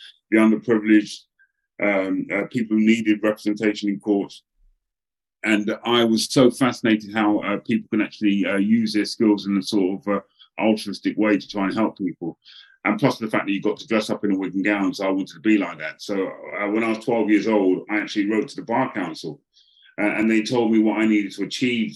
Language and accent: English; England, United Kingdom; a young black man growing up, in particular in England